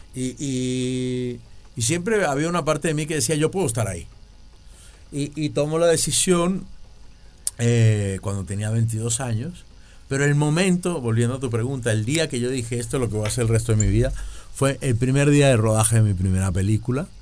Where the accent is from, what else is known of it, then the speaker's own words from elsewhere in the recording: Venezuela; a mí nunca me ha tocado trabajar como venezolano